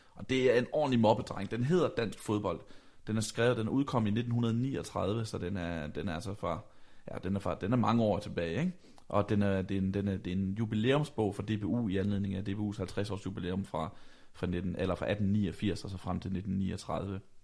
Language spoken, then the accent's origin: Danish; Vejle, Southern Denmark, Denmark; da jeg bor øh, hjemme i Vejle, øh, hvor jeg kommer fra. Jeg er på daværende tidspunkt 16 år gammel